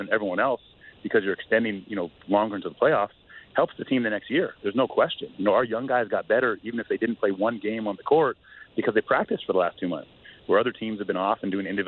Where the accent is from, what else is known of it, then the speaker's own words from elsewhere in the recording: Canada; for me as a Canadian